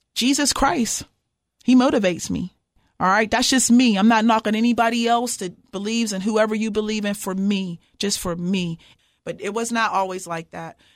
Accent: Pittsburgh, Pennsylvania, United States; moved away as an adult; also born or lived in Martin, Tennessee; now in Cookeville, United States; I'm from Pittsburgh, Pennsylvania, and, um, born and raised

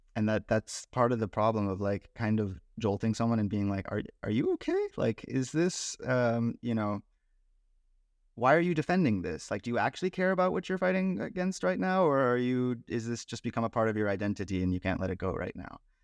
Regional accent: Bay Area, California, United States; I grew up in the Bay Area

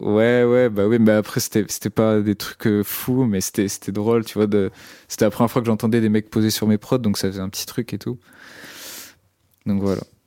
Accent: Brittany, France; now in Rennes, France; j'étais souvent au studio aussi dans mon bled, qui c'est un bled euh, en Bretagne

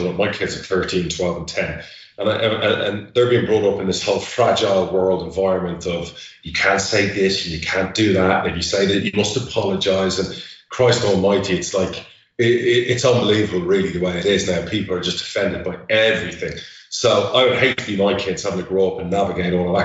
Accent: Spain; moved away; I've worked all over the world. I grew up in Spain

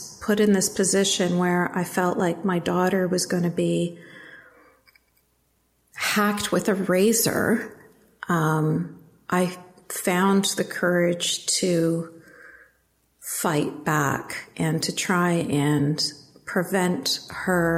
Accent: Canada; I was born and raised in Canada

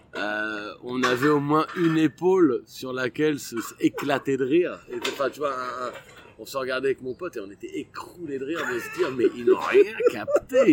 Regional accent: Abbeville, Hauts-de-France, France; je suis né à Abbeville dans la Somme

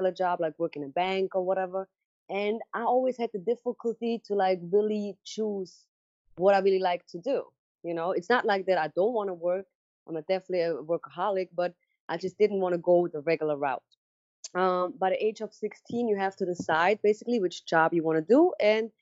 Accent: Switzerland; English is a second language; moved away as an adult; also born or lived in New York; I grew up in Switzerland

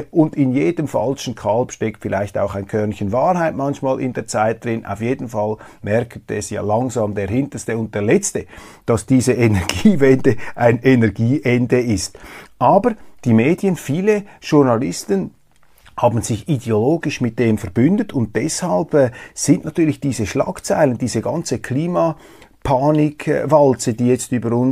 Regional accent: Switzerland; Ich kann nämlich gar nichts dafür, dass ich hier lebe, dass ich als Schweizer auf die Welt gekommen bin und nicht in einer anderen Gegend auf diesem Planeten.

